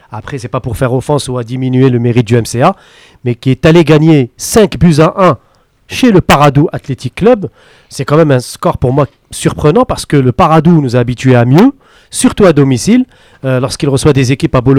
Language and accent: French; the West, western Algeria, Algeria; chez nous, à l'Ouest